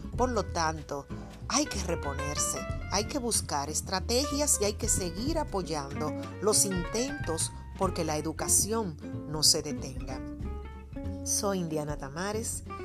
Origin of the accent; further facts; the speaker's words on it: Dominican Republic; como dominicanos